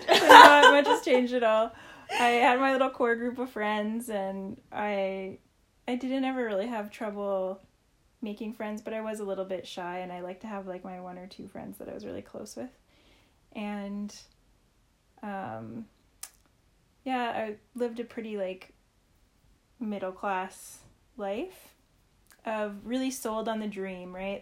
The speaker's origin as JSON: {"language": "English", "region": "Saskatchewan", "country": "Canada", "tie": "born or raised there", "said": "I grew up in Saskatchewan"}